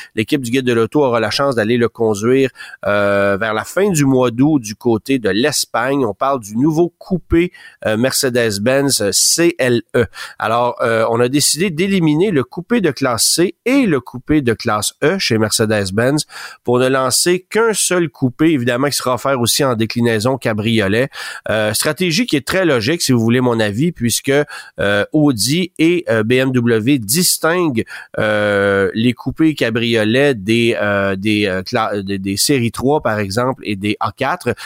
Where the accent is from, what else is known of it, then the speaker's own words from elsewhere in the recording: Canada; chez nous au Canada